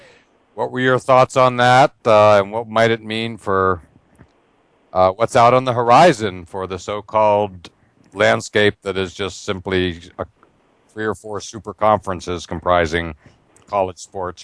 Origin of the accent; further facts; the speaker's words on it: near Penn State, Pennsylvania, United States; I grew up near Penn State, literally grew up selling Cokes at Beaver Stadium